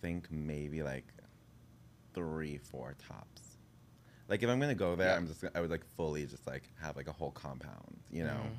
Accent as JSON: {"language": "English", "town": "New York City", "region": "New York", "country": "United States", "tie": "born or raised there", "said": "I grew up in Bed-Stuy."}